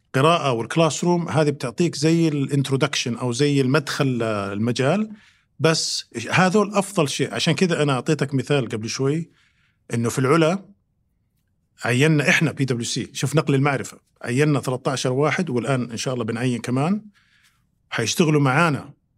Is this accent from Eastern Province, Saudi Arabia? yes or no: no; Riyadh, Riyadh Province, Saudi Arabia; also born or lived in United States; انا مولود في الرياض